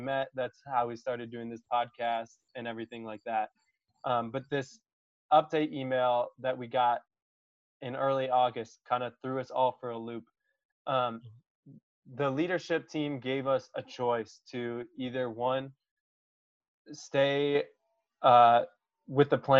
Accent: Wisconsin, United States; I grew up in Wisconsin and like that's just what I'm used to every winter.

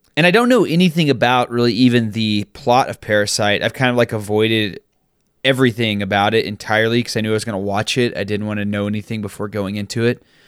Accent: Texas, United States; a young Mormon boy growing up in Texas

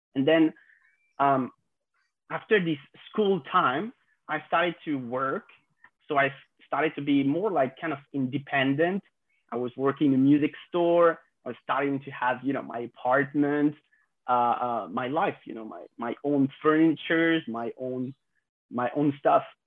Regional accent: France; 26 years old and I, I grew up in France

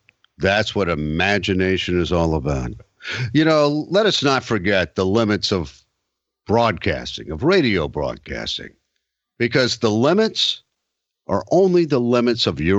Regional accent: Deep South, United States; as children growing up in the Deep South

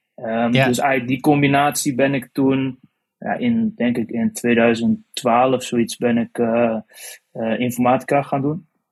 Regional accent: Otterlo, Gelderland, Netherlands; moved away as an adult; now in Arnhem, Netherlands; Ik kwam zelf uit Otterlo. Momenteel woon ah ik wel in Arnhem dan

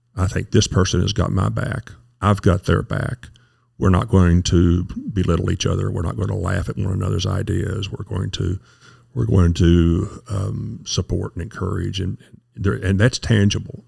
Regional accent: Kentucky, United States; moved away; also born or lived in Nashville, Tennessee / Kansas City; you would never guess it from my accent, but I'm from Kentucky. So, uh, grew up there

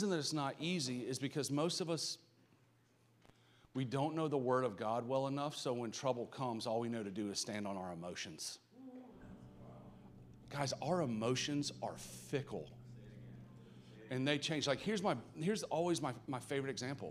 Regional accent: Atlanta, Georgia, United States; accent: Southern; if you cannot tell by my accent, I'm from the South. And so, like, my parents are old school, super religious Southern.

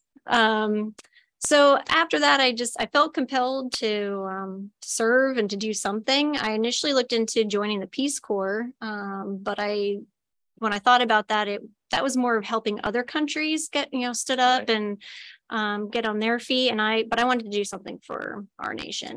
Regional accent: Hillsborough, New Jersey, United States; moved away as an adult; now in Illinois, United States; originally from New Jersey, Hillsborough, New Jersey. It's right in the center of the state, kind of near Princeton, or if anybody's familiar with the Rutgers campus. It's a great place to grow up

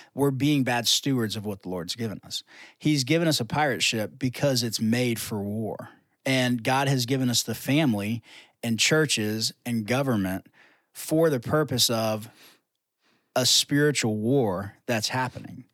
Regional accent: United States

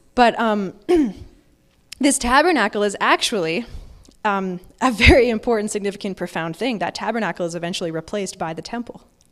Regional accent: Alberta, Canada; Growing up in Alberta, I've never seen a, an almond tree in, in real person

